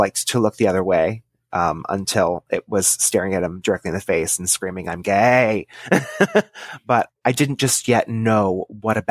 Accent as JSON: {"language": "English", "region": "Texas", "country": "United States", "tie": "born or raised there", "said": "I was born and raised in Texas in a suburb of a large city."}